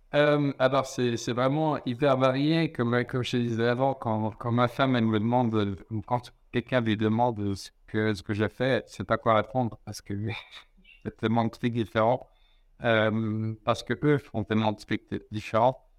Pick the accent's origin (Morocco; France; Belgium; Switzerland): Switzerland; Lausanne, Vaud; je suis né en Suisse, à Lausanne, il y a 36 ans